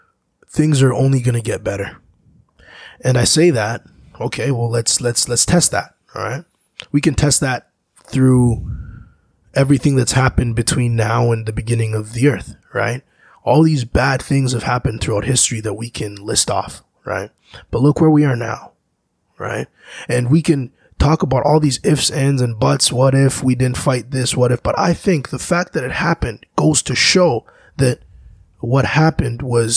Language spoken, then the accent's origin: English; DR Congo; My home country, Congo, mm-hmm. is a great example of how the mineral that's so important for these electronics to run